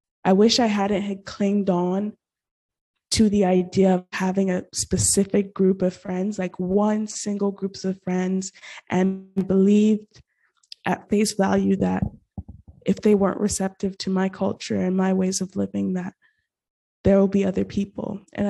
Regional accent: Nigeria; also born or lived in Gabon / Middle East; Okay, so I'm Nigerian. I lived there 8 years of my life, but it was non-consecutive. So I lived there for 4 years and I moved to Gabon. Then I came back, also got to live in the Middle East for 4 years.

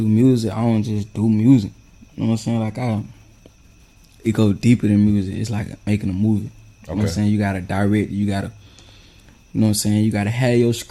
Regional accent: Homerville, Georgia, United States; now in Fitzgerald, United States; I'm from Humberville, Georgia, but I stay in Fitzgerald, Georgia.

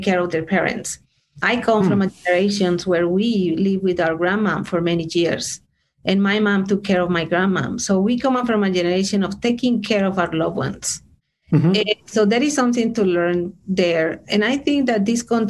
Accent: Bogotá, Colombia; English is a second language; also born or lived in Switzerland / France / Denver, Colorado, United States; now in United States; I am originally from Bogota, Colombia

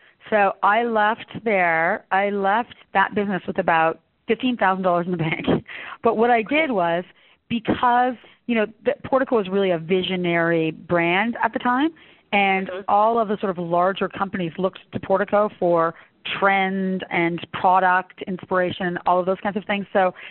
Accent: Canada; I think being Canadian, you're sort of equal parts European and equal parts American, if that makes any sense.

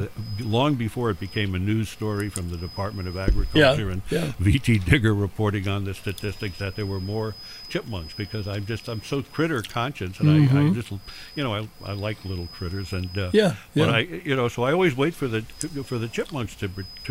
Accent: New York City, New York, United States; I grew up in the Bronx

